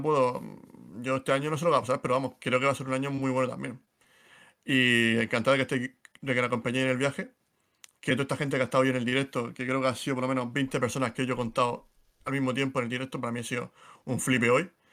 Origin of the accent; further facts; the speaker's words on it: Region of Murcia, Spain; accent: Murcian; él, y yo somos muy murcianos, creo que se nota por el acento